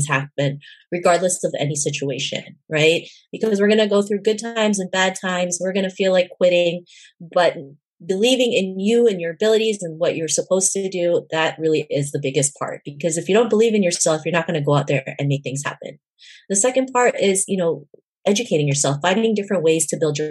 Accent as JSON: {"language": "English", "country": "Canada", "tie": "born or raised there", "said": "growing up in Canada"}